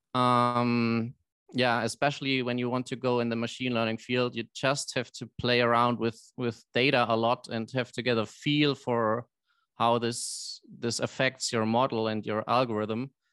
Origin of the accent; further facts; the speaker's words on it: Germany; I'm from Germany